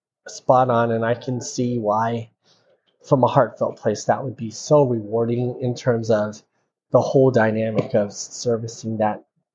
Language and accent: English; Denver, Colorado, United States; moved away; also born or lived in Texas; I grew up in Denver, Colorado.